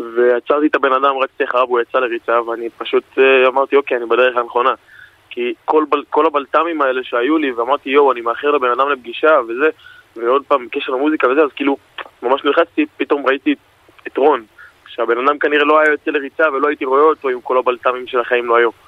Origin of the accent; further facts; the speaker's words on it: Elei Sinai, Gaza envelope, Israel; now in Palmachim, Israel; אנחנו חברים מגיל אפס, אנחנו גדלנו ביחד בעוטף עזה, במושב אלי סיני